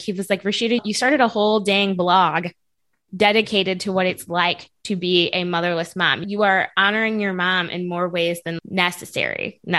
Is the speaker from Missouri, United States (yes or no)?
yes; North County, Missouri, United States; I grew up in North County.